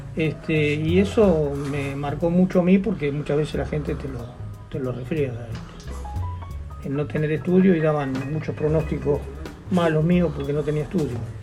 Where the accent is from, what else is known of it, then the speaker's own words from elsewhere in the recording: Roque Pérez, Buenos Aires Province, Argentina; mi pueblo